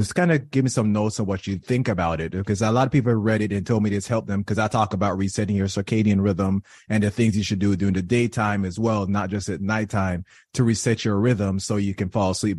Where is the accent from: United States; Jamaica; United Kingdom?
Jamaica; I was raised in Jamaica